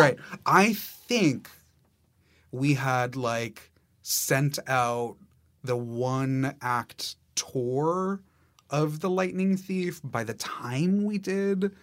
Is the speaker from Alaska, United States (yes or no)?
no; New York City, New York, United States; as a New Yorker